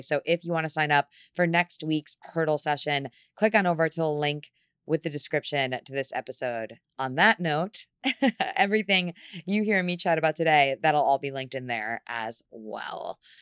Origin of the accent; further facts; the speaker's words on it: New York City, New York, United States; as a New Yorker